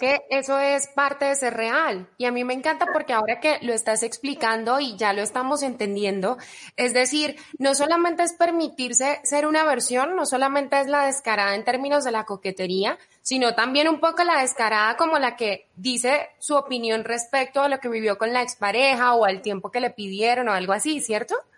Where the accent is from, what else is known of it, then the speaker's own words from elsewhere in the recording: Cali, Valle del Cauca, Colombia; moved away as an adult; now in Mexico; mi ciudad natal, Cali, Colombia